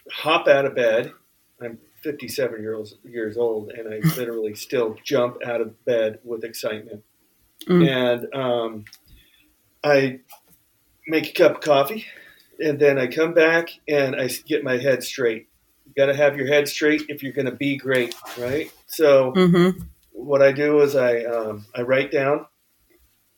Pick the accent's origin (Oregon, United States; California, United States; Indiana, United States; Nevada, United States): California, United States; Bay Area; now in Santa Cruz, United States; I'm from the Bay Area, living in Santa Cruz